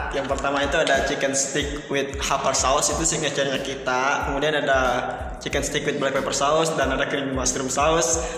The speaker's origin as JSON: {"language": "Indonesian", "region": "West Nusa Tenggara", "country": "Indonesia", "lives_now": "Yogyakarta, Indonesia", "said": "dan saya asalnya nih dari Nusa Tenggara Barat nih dari NTB nih sobat unik"}